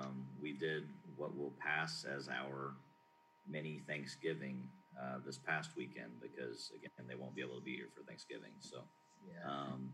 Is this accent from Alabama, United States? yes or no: no; Tucson, Arizona, United States; also born or lived in Cincinnati, Ohio / Mount Vernon, Kentucky; now in Kentucky, United States; So I grew up actually out in Arizona, in Tucson, Arizona, but spent all of my summers back here, actually over in Rockcastle County in Mount Vernon